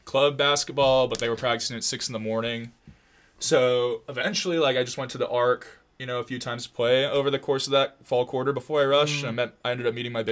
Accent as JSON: {"language": "English", "town": "Long Beach", "region": "California", "country": "United States", "moved": "as an adult", "lives_now": "Irvine, United States", "said": "I'm from Long Beach"}